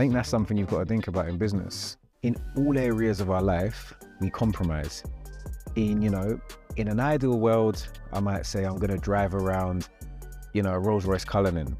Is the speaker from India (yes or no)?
no; London, United Kingdom; I'm talking very London because I'm a Londoner, I'm a South Londoner.